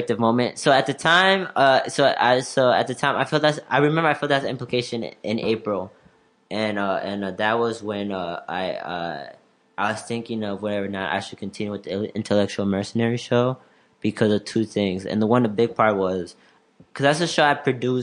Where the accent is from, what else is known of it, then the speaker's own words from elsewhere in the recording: Elgin, Illinois, United States; I'm from Elgin, and a lot of people that I know, and I just want to see certain people from Elgin, like from my high school and college